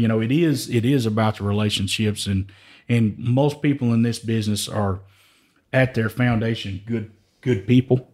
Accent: Joaquin, Texas, United States; I'm originally from East Texas, a little small town called Joaquin

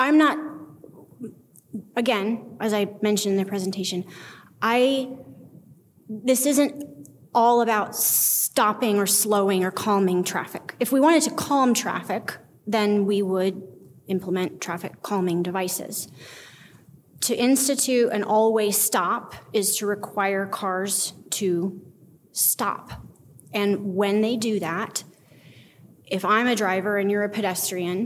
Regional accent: Bloomington, Indiana, United States; I am from Bloomington. I went to high school here.

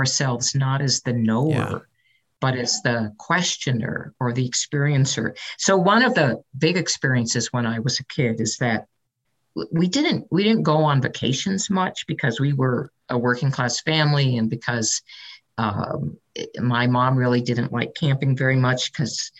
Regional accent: San Francisco Bay Area, California, United States; I was raised in the San Francisco Bay Area

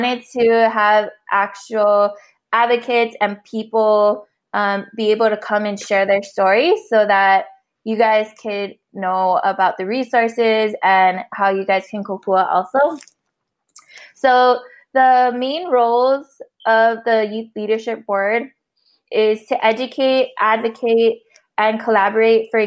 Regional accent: Oahu, Hawaii, United States; now in Dallas, United States; I come from Papule Oahu, now residing in Kikapu and Wichita land, or better known as Dallas, Texas

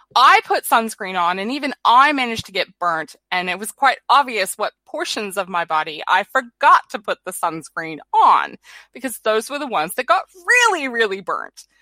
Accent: California, United States; now in New Zealand; I was born in California

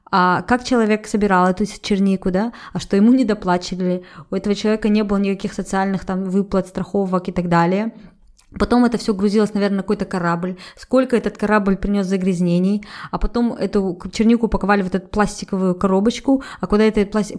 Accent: Kazakhstan

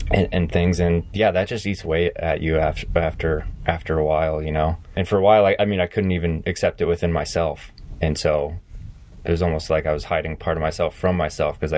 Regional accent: South Carolina, United States; also born or lived in Tennessee / New England; I grew up on the East Coast. I grew up um, I was born in Tennessee and I, I grew up in various states in, in New England and then and then uh, moved to, to South Carolina and spent a lot of time in the south southeast for, for middle school and high school

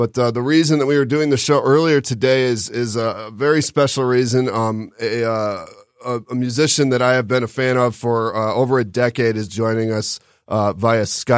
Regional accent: Detroit, Michigan, United States; We're from Detroit

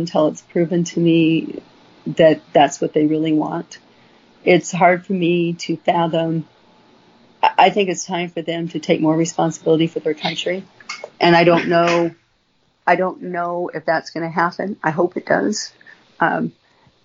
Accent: United States; as American people

